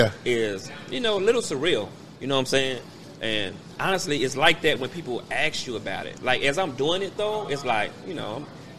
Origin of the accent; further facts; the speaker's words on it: Kansas City, Missouri, United States; I was raised in the hood. You know what I'm saying? We moved, we live over on 3412 Wabash.